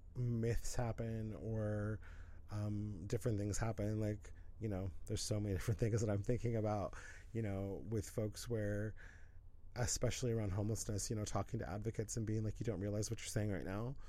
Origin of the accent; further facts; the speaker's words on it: Pacific Northwest, United States; moved away; also born or lived in Los Angeles; We're both from the Pacific Northwest